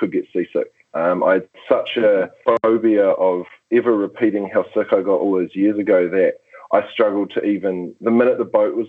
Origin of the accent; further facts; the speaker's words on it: New Zealand; as a New Zealander